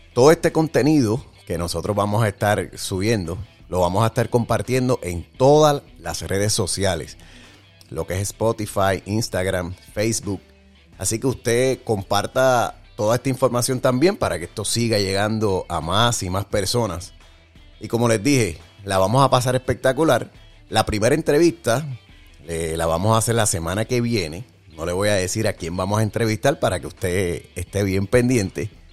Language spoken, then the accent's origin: Spanish; Jayuya, Puerto Rico; soy de la Tierra Alta, Jayuya